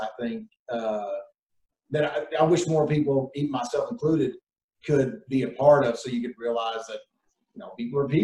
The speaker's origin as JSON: {"language": "English", "country": "United States", "tie": "born or raised there", "said": "growing up in America"}